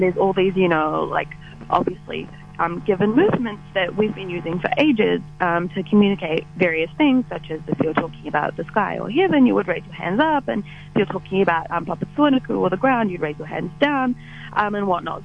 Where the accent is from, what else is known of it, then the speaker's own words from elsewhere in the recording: Port Waikato, Waikato, New Zealand; I am from Port Waikato